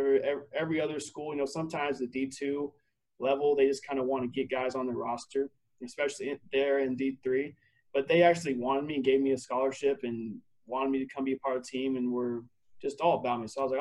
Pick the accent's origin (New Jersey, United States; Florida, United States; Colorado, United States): Colorado, United States; Montrose; also born or lived in Arlington, Texas / Texas; So I was born in Arlington, Texas. My whole family is from the state of Texas. And then my dad got smart. And when I was about 5 or 6, he moved to Colorado. He wanted to get out of the heat and live by the mountains. And so that's what he did. And so I grew up most of my life in a small town on the western side of the state of Colorado called Montrose.